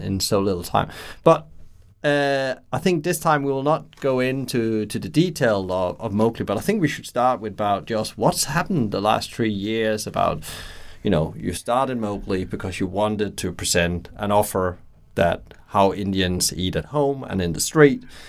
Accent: Brighton, South East England, United Kingdom; my hometown, Brighton

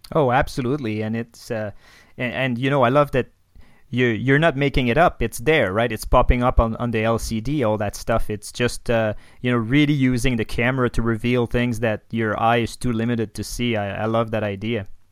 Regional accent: Quebec City, Quebec, Canada; first language French; English is a second language; now in Banff, Canada; I'm from Quebec City originally.

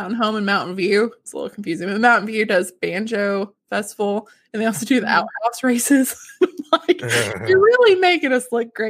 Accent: the South, United States; We're from the South.

